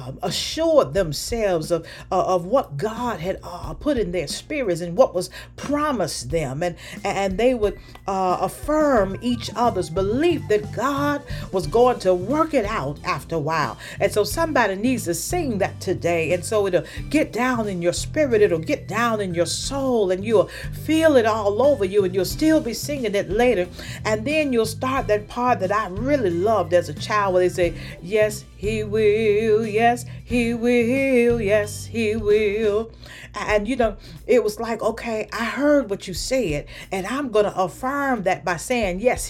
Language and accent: English; the South, United States; moved away; when I was growing up in the South